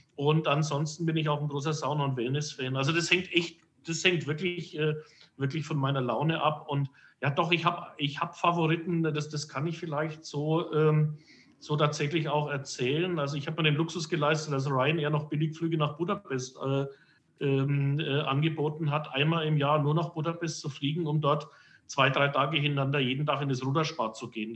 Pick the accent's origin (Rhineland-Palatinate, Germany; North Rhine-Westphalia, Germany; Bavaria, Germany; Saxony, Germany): Bavaria, Germany; Herzogenaurach; ich bin gebürtiger Herzogenaurach